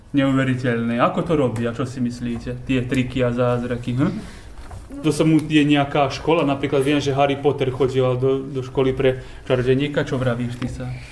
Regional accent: Lug, Vojvodina, Serbia; Ja som z Lúgu.

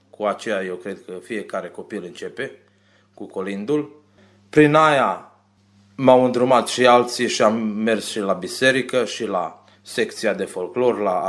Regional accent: Romania; iubirea de românism, că eu sunt român și asta îmi place să fac

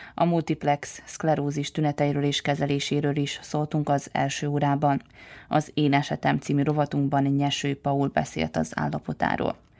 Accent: Transylvania, Romania; moved away; én egy erdélyi magyar vagyok

